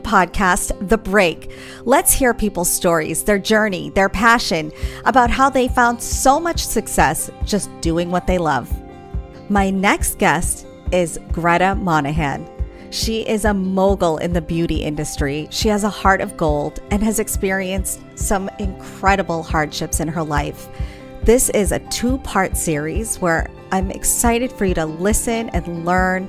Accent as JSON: {"language": "English", "town": "Boston", "region": "Massachusetts", "country": "United States", "said": "We're both from Massachusetts, from Boston."}